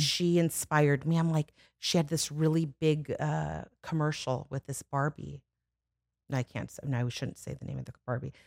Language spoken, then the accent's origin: English; Los Angeles, California, United States; also born or lived in Burbank / Studio City; I'm born and raised, I'm born in Burbank and raised in the Valley